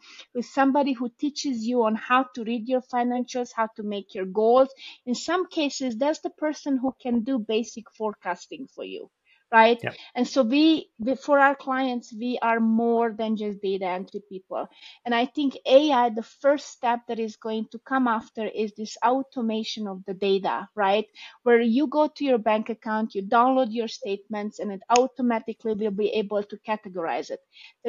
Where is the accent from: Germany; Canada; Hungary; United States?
Hungary; English is a second language; also born or lived in Romania; I was born in Romania. We moved after the 89 revolution to Hungary.